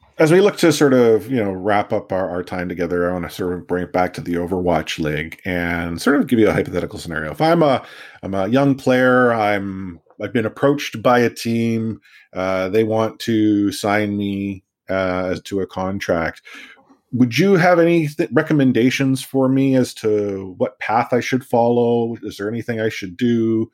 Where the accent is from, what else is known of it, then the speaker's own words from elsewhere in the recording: Canada; also born or lived in Vancouver; I'm Canadian